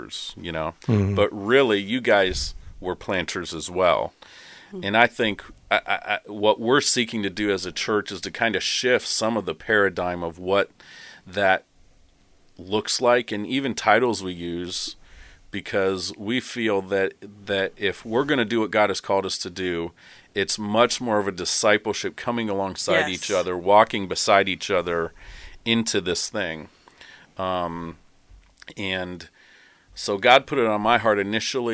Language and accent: English; Terre Haute, Indiana, United States; moved away; I'm also from Terre Haute, Indiana.